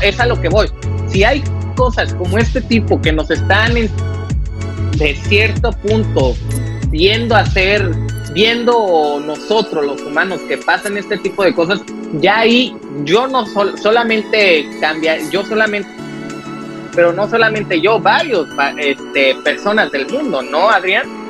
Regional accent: Acapulco, Guerrero, Mexico; yo vengo de Acapulco

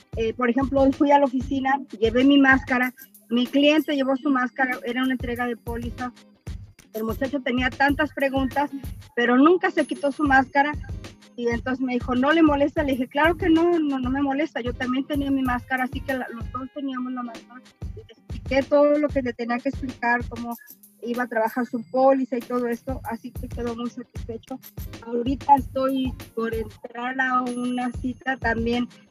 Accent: Mexico; now in Dallas, United States; soy mexicana

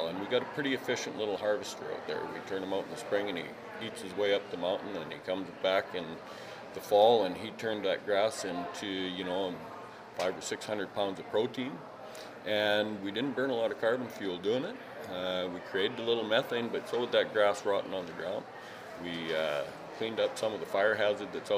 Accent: British Columbia, Canada; as British Columbians and as Canadians

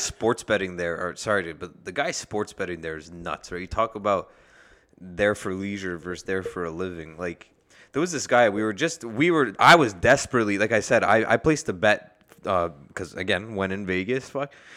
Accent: Canada; we're from Canada

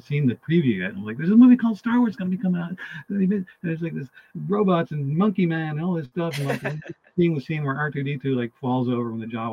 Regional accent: Brookline, Massachusetts, United States; I grew up in a town called Brookline, Massachusetts, which is borders Boston

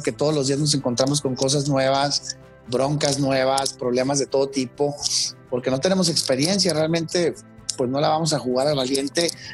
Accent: Mexico; como mexicanos

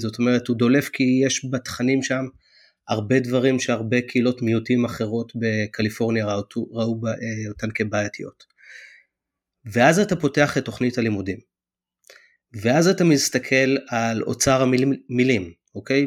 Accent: Israel; now in United States

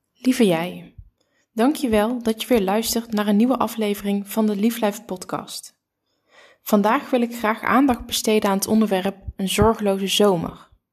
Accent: Curaçao; Ik ben geboren in Curaçao

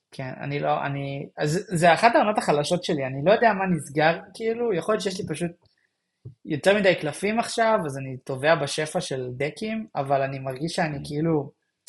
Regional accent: Israel; אני ישראלי

